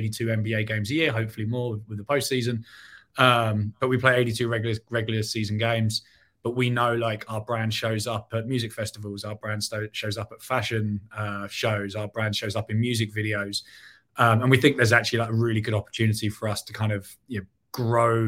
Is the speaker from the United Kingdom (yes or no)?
yes; England, United Kingdom; moved away as an adult; now in Chicago, United States; not from Chicago originally, was born and raised in England